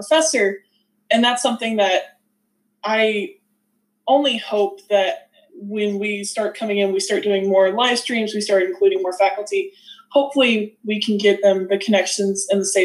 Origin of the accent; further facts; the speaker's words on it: Southeastern Kansas, United States; accent: Southerner; moved away; also born or lived in Northeastern Oklahoma; Southeastern Kansas, but Northeastern Oklahoma.